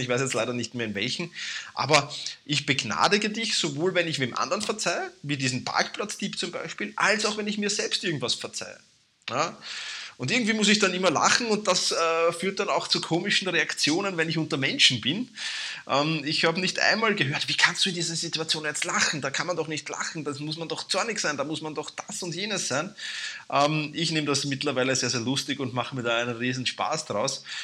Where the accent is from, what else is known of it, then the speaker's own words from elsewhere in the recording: Vienna, Austria; accent: Viennese dialect; mein Wiener Dialekt